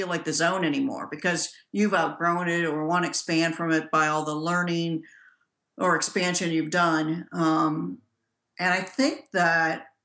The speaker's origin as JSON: {"language": "English", "town": "Gary", "region": "Indiana", "country": "United States", "tie": "born or raised there", "said": "I'm from Gary, Indiana. That's a rough place to grow up."}